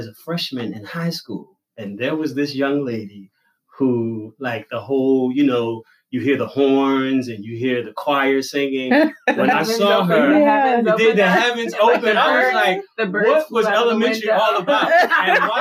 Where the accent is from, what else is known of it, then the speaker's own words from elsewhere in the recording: Philadelphia, Pennsylvania, United States; also born or lived in DMV (Washington, D.C. area); now in Washington, D.C. area, United States; I hail from Philadelphia, but I am currently in the DMV